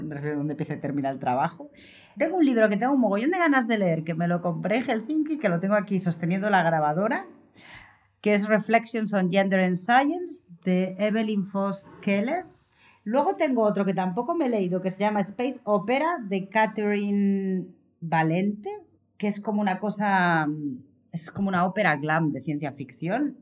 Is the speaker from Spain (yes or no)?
yes; Vitoria-Gasteiz, Basque Country, Spain; moved away; en Vitoria-Gasteiz, donde nací, crecí los primeros años en el País Vasco